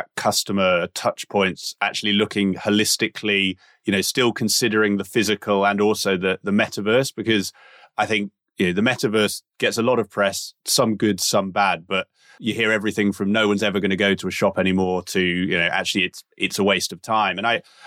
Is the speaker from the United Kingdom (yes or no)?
yes; United Kingdom; I'm saying this as a Brit